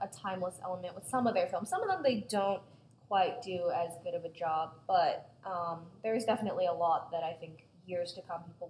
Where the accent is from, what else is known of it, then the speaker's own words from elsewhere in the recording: China; I grew up in China, I'm Chinese